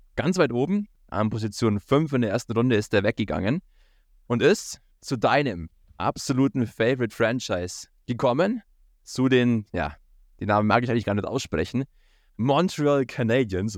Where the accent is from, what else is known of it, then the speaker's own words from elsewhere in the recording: Bavaria, Germany; bei uns in Bayern